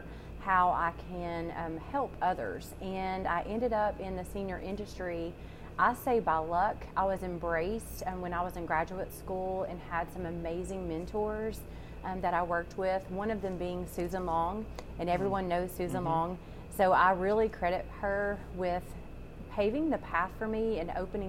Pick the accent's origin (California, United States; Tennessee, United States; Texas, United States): Tennessee, United States; Kingsport; moved away as an adult; also born or lived in Knoxville, Tennessee; Born and raised in Kingsport, Tennessee